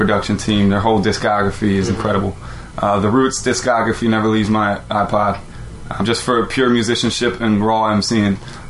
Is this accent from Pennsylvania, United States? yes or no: yes; Royersford, Pennsylvania, United States; born or raised there